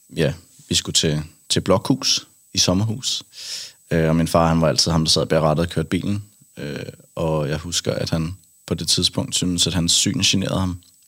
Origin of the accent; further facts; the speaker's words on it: Kattinge, Zealand, Denmark; jeg er fra en lille by ude fra, ude fra Roskilde. Mm. Øh, 10 km væk, en lille, en lille landsby, der hedder Kattinge